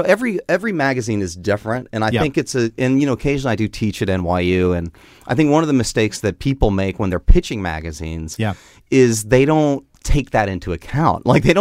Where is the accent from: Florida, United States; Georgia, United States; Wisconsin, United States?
Florida, United States; Tampa; Well, okay, the good thing that I have going for me is that I grew up in Florida. That's maybe the best thing. Growing up from Florida.